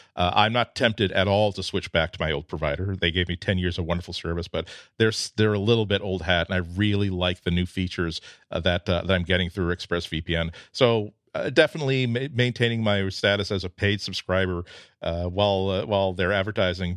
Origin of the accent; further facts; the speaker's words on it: United States; I'm American.